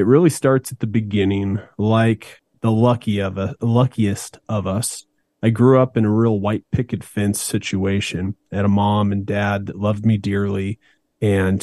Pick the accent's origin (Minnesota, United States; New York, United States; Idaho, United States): Idaho, United States; Meridian; also born or lived in Boise, Idaho; we moved from Boise, Idaho to Meridian, Idaho